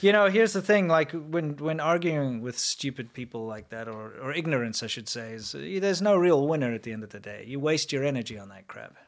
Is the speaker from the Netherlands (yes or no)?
no; South Africa; moved away; also born or lived in Shenzhen, China; I'm South African